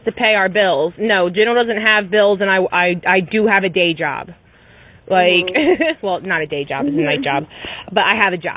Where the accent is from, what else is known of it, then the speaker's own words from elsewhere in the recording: Philadelphia, Pennsylvania, United States; accent: Philly; my Philly accent only comes out when I'm pissed